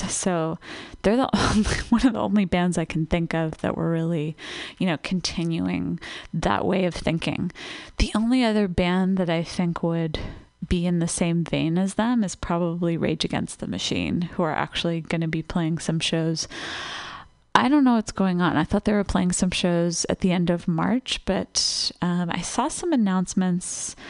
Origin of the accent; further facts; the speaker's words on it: Los Angeles, California, United States; I was lucky enough as a teenager, growing up in Los Angeles, I was able to catch one of the reunion shows.